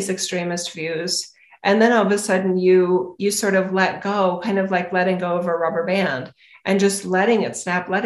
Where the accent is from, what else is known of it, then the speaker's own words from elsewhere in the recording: United States; I am an American.